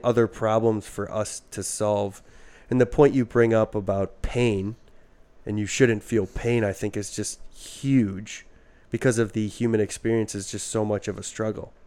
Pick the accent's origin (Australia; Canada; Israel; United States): United States; Midwest; we're from the Midwest